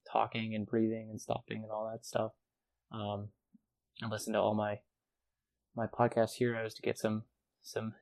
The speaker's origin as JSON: {"language": "English", "country": "United States", "said": "as an American and as an American fan in the Ryder Cup"}